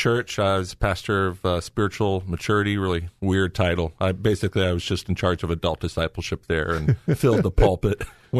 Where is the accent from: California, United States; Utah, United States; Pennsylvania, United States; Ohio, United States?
Ohio, United States; Lexington; I grew up in Lexington, Mansfield area in a Christian home